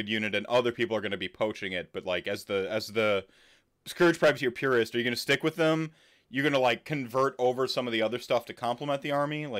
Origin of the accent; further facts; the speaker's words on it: United States; also born or lived in Milwaukee; I don't, like, brazenly call football soccer, you know, like, as an American.